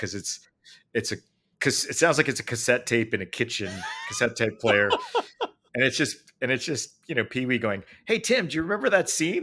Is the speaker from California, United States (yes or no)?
yes; Los Angeles, California, United States; I grew up in L A, you know, going to see the Richard Pryor live at Sunset